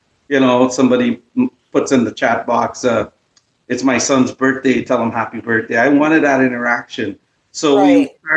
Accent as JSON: {"language": "English", "country": "Guyana", "lives_now": "Toronto, Canada", "said": "we're Guyanese"}